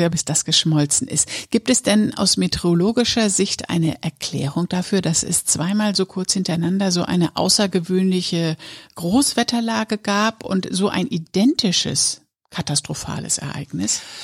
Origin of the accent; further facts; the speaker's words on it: Papenburg, Lower Saxony, Germany; im Norden Niedersachsens, in Papenburg, wo ich aufgewachsen bin